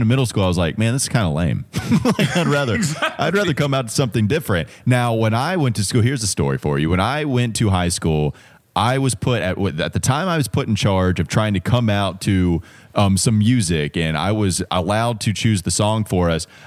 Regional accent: Indiana, United States; born there; maybe it's me being a little biased to my home state of Indiana to some degree. That's where I was born

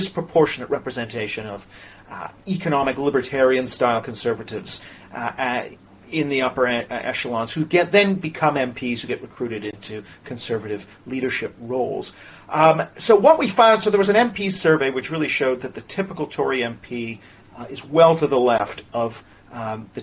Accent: Canada; now in United Kingdom; I'm from Canada

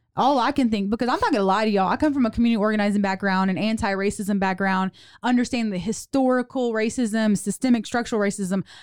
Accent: South Louisiana, United States; also born or lived in Houston; now in Waco, United States; I was born and raised in South Louisiana, Cajun girl

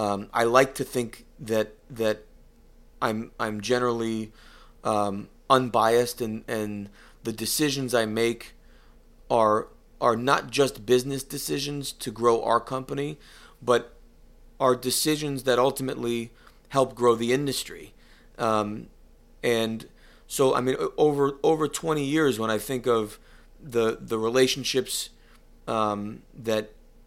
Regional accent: Connecticut, United States; No. And I come from I don't want to say a poor area, because it's certainly very rich in culture but it's not a wealthy area. When you think of Connecticut, it is not the Martha Stewart corner

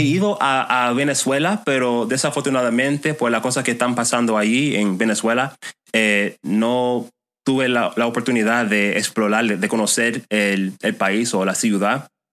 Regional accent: Chicago, Illinois, United States; Spanish is a second language; moved away as an adult; also born or lived in South Florida; now in West Palm Beach, United States; yo nací en Chicago, en, un suburbio de, Chicago, em, y me mudé aquí hace un año y medio

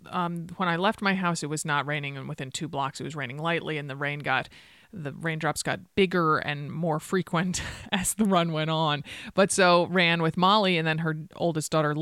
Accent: Connecticut, United States; now in Portland, United States; you and I both grew up in kind of northern climates, if one can consider Connecticut northern

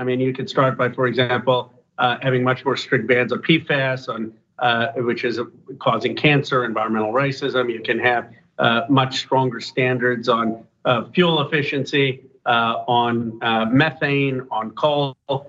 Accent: California, United States; We're both from Northern California. We're both progressive

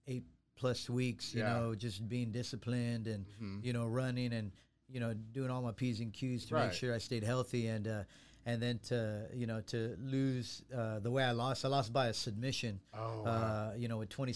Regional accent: San Benito, Texas, United States; moved away as an adult; now in Waco, United States; I grew up in San Benito, Texas

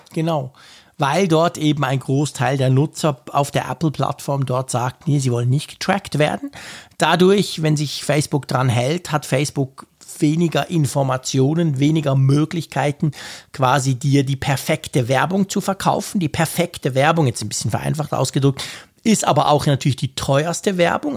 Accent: Switzerland; ich ja als Schweizer

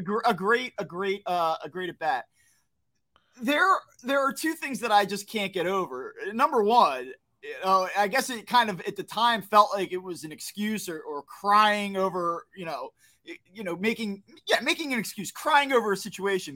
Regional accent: New Jersey, United States; I grew up in South Jersey. I don't wanna say I grew up in the city

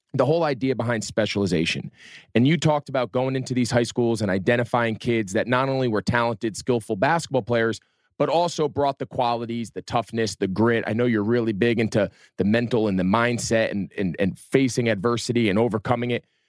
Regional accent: New Jersey, United States; I was growing up in North Jersey

